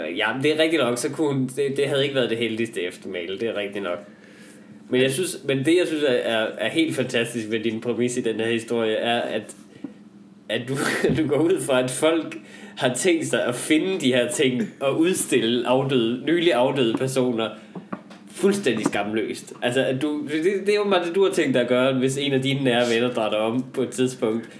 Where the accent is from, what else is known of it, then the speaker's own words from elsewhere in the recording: Denmark; jeg kommer fra Jylland